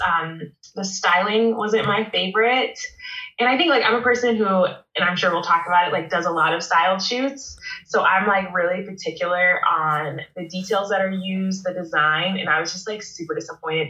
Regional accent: Baltimore, Maryland, United States; moved away as an adult; also born or lived in New Jersey / Monterey, California; now in San Luis Obispo, United States; I'm from the East Coast. I'm from Baltimore, Maryland, and I moved.

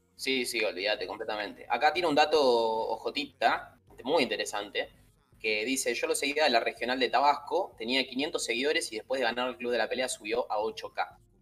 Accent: Argentina; somos definitivamente muy argentinos

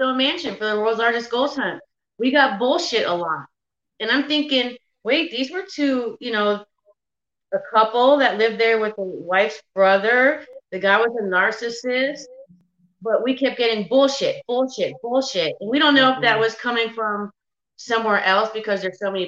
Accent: Massachusetts, United States; moved away as an adult; now in Kentucky, United States; I'm a city girl. I'm from Massachusetts

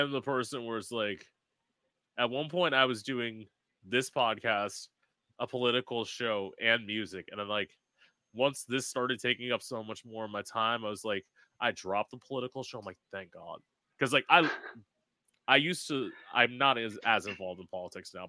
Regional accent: South Florida, United States; I'm from Florida. I'm from, I say, small suburb, South Florida.

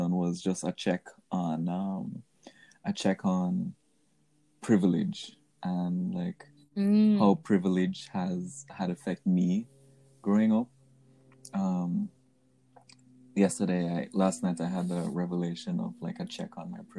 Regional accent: Jamaica; moved away as an adult; growing up in Jamaica, I feel like I have a different perspective than a lot of other Jamaican kids growing up

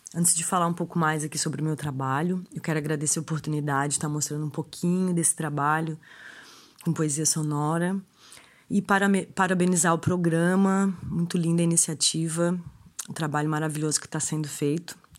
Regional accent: Florianópolis, Santa Catarina, Brazil; also born or lived in Araranguá, Santa Catarina; Eu nasci em Araranguá, Santa Catarina, mas resido em Florianópolis já desde pequena.

